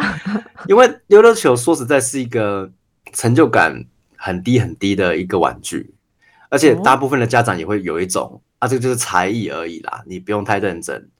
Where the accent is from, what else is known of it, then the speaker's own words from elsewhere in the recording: Tainan, Taiwan; 我是台南长大的，然后我爸爸，我阿嬷都希望我以后可以当医生